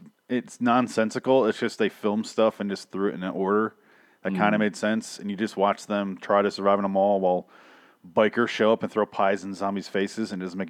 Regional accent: near Milwaukee, Wisconsin, United States; I grew up near Milwaukee

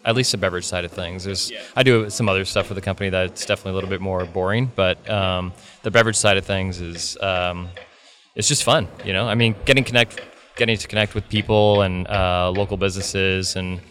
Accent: Bay Area, California, United States; moved away as an adult; now in Pacific Northwest, United States; I grew up in the Bay Area

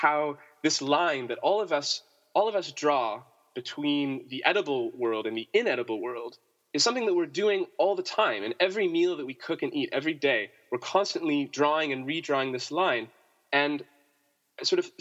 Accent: Canada; moved away as an adult; also born or lived in United States; I'm from Canada originally

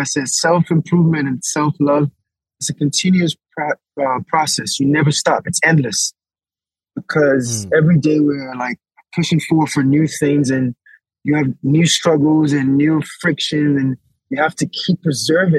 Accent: Nigeria; moved away; also born or lived in United States; I was born in Nigeria

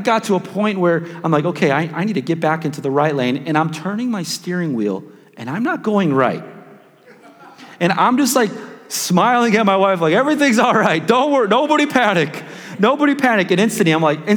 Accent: Chicago, Illinois, United States; now in Wichita, United States; I'm just from South Chicago

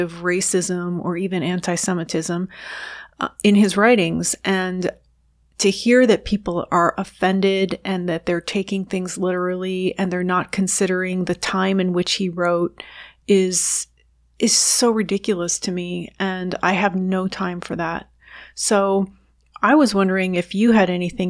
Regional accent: New Jersey suburb of New York City, United States; also born or lived in Washington, D.C. area, United States / Cleveland, United States; now in Chicago, United States; I grew up in a suburb of New York City in New Jersey, very diverse community

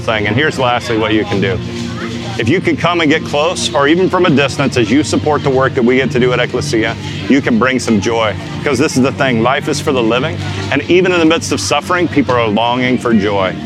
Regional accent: United States; I'm a pastor, I'm a Christian from the United States

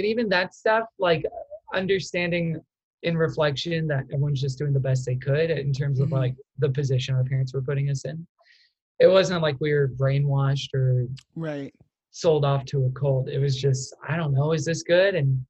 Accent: Texas, United States; accent: Texan; from Texas can tell that I have a slight accent. People not from Texas cannot tell that.

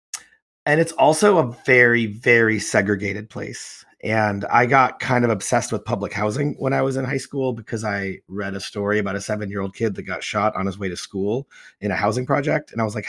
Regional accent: Chicago, Illinois, United States; moved away; I was born and raised in Chicago. Also remember the Bulls Pistons, also grew up in the 80s and 90s.

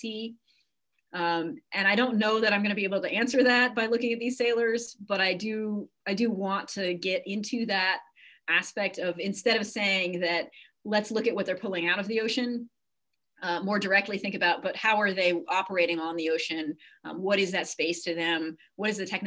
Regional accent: Cape Cod, Massachusetts, United States; moved away; I grew up on the ocean. I grew up in Massachusetts on Cape Cod

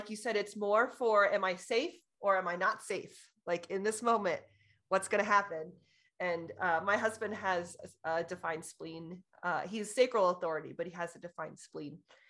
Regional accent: California, United States; born there; I was born in California, so I'm...

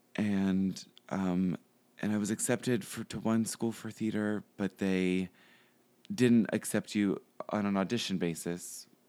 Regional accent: Pittsburgh, Pennsylvania, United States; moved away as an adult; now in Chicago, United States; I am from Pittsburgh

